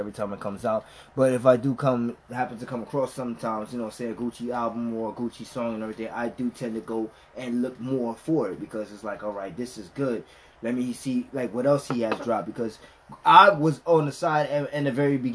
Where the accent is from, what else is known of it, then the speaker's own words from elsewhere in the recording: New York, United States; we're from New York